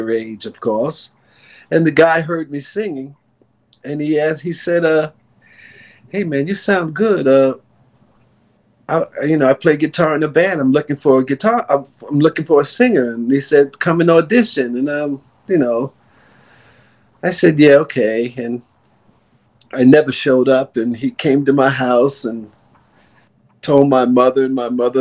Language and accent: English; New York City, New York, United States; Born and raised in New York City